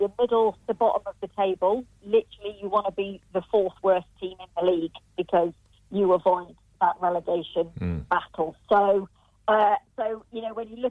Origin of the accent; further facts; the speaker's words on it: Rotherham, Yorkshire and the Humber, United Kingdom; my hometown. It's a little town in South Yorkshire